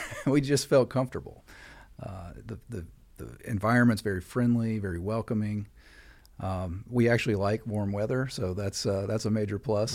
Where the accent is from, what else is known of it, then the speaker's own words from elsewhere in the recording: West Virginia, United States; moved away as an adult; also born or lived in North Carolina; now in Clear Lake, Texas, United States; I'm from the East Coast originally. I grew up in West Virginia